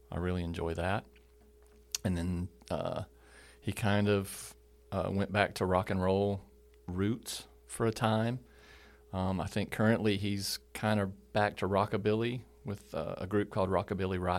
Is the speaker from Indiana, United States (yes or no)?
no; California, United States; born there; I was born in California, 1964. So I'm an old, officially an old guy.